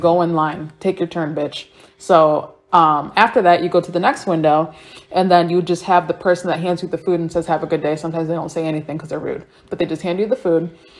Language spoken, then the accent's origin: English; Fremont, Ohio, United States; I am from Ohio. Never left. Never probably going to go anywhere. Fremont!